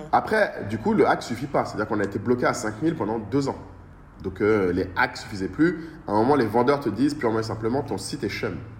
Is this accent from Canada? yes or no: no; Bamako, Mali; moved away as an adult; also born or lived in Paris / Lille / Abidjan; J'ai grandi à Bamako euh, depuis que je suis tout petit jusqu'à mon lycée, jusqu'à mon bac.